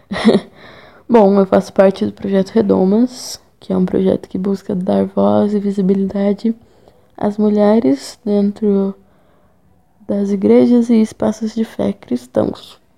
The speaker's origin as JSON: {"language": "Portuguese", "region": "São Paulo", "country": "Brazil", "lives_now": "São João del-Rei, Brazil", "said": "Eu sou de São Paulo, mas moro em Minas Gerais. Lá eu estudo jornalismo na UFCJ, em São João do Rei."}